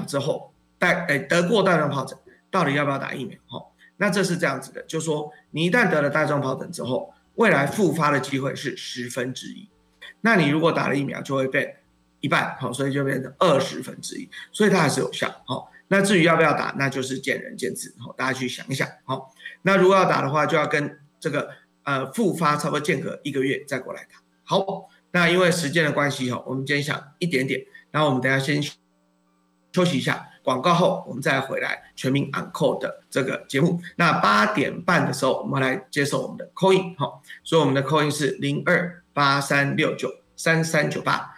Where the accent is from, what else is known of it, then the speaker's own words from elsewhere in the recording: Taiwan; 我们台湾人